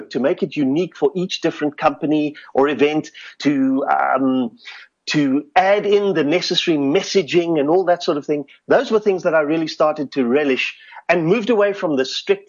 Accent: Cape Town, Western Cape, South Africa; I grew up in Goodwood, working class Cape Town

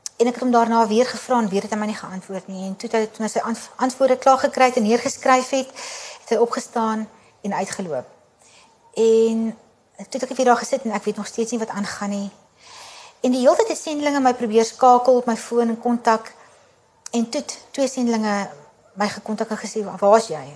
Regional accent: South Africa; moved away as an adult; also born or lived in Kabul, Afghanistan; ons Afrikaners

